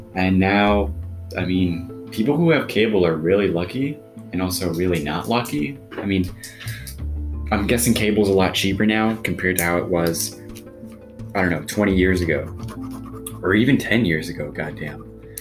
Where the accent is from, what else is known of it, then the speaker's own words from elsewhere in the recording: United States; I speak as an American from an American perspective